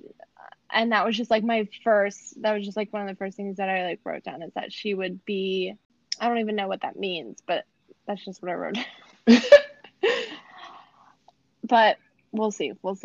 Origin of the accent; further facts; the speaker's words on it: Midwest, United States; I'm from the Midwest, also